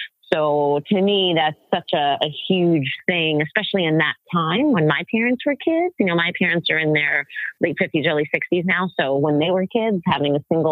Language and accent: English; New York City, New York, United States; also born or lived in Brooklyn, New York; I was born in Brooklyn. I grew up in Staten Island, New York